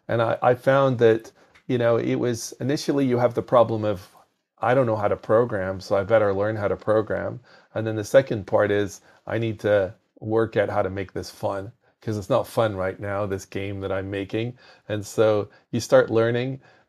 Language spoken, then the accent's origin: English; Belfast, Northern Ireland, United Kingdom; now in United States; was in school in Northern Ireland. So I'm actually from Belfast in Northern Ireland.